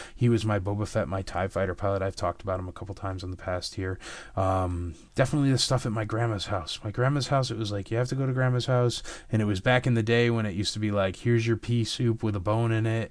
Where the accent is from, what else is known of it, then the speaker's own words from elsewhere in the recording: Connecticut, United States; moved away; I grew up in Connecticut